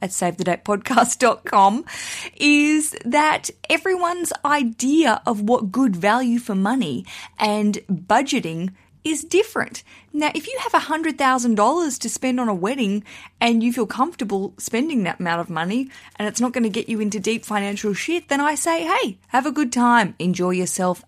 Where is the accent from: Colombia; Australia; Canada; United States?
Australia; now in United Kingdom; I'm broadcasting from the U K. I'm an Australian